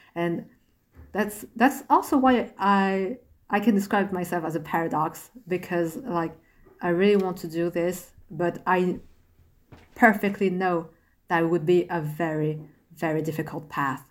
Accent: Asher, Île-de-France, France; English is a second language; I was born in France, grew up in France.

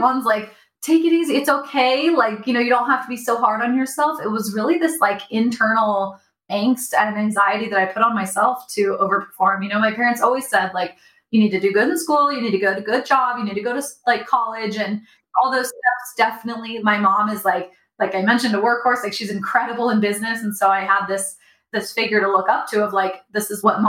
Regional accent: Dallas, Texas, United States; I was born in Dallas, Texas

